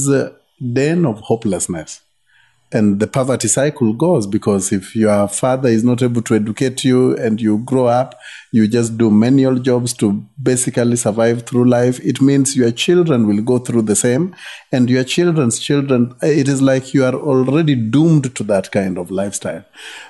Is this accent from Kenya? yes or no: yes; Yogo, Kenya; I grew up in Yogo. My parents were ministers, pastors.